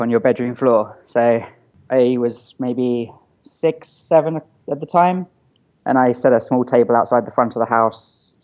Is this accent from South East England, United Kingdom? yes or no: yes; Eastbourne, South East England, United Kingdom; moved away; I'm originally from a small town called Eastbourne in England. I think it's got the highest volume of over 60s per square foot anywhere in the world.